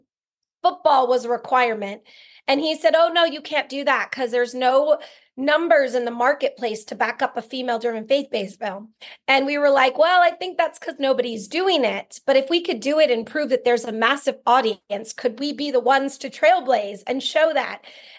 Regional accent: Massachusetts, United States; moved away; also born or lived in Chippewa Falls, Wisconsin / Hollywood; Andrea and I grew up minister kids in Massachusetts, and faith was always a huge part of my life.

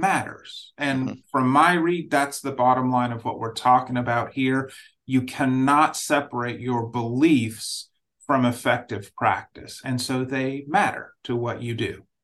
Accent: Nigeria; moved away; I grew up in Nigeria, so I grew up in a different setting

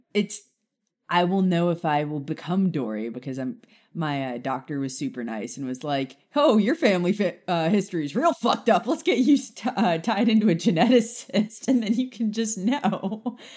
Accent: Key West, Florida, United States; now in Nashville, United States; I grew up in Key West

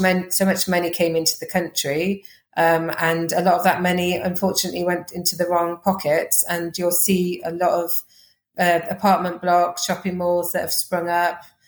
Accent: Wales, United Kingdom; accent: Welsh; moved away as an adult; also born or lived in Uganda; I have got a Welsh accent

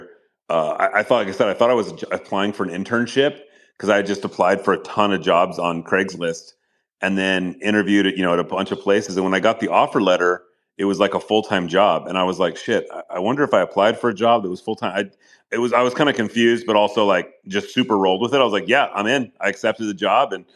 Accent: Galt, California, United States; also born or lived in Oakland, California / Los Angeles, California; we moved to a pig farm. In Northern California, just south of Sacramento, a little town called Galt, G-A-L-T. So yeah, I grew up there

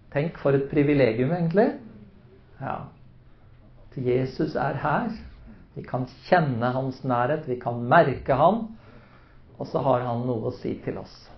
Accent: Oslo, Norway; som menighet der hvor jeg vokste opp, eh, i Maranata-tempelet i Oslo

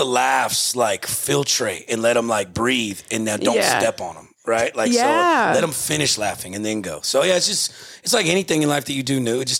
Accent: Texas, United States; I'm from a little small village about 2 hours south of Houston.

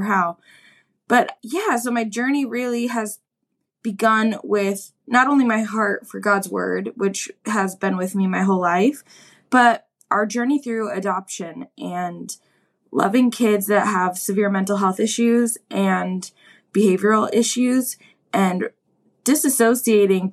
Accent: Milwaukee, Wisconsin, United States; move back to my hometown of Milwaukee, Wisconsin

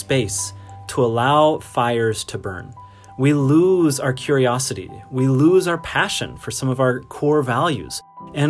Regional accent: Montana, United States; I grew up in Montana

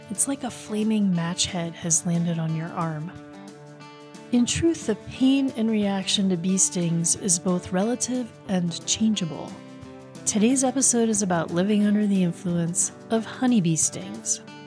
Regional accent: Maine, United States; I grew up in Maine

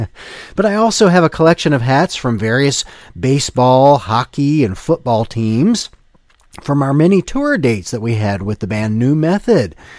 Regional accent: Ohio, United States; my hometown, uh, team, the Ohio State Buckeyes

